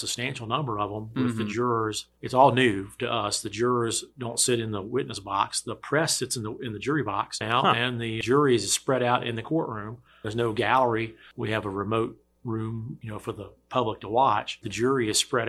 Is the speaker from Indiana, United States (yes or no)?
no; Danville, Virginia, United States; also born or lived in Greenville, North Carolina; I was born and raised in Danville